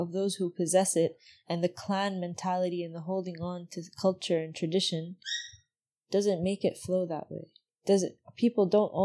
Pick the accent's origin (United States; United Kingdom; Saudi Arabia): Saudi Arabia; I still speak my own dialect